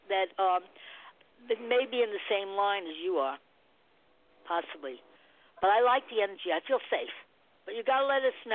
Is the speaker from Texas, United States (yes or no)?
no; Nebraska, United States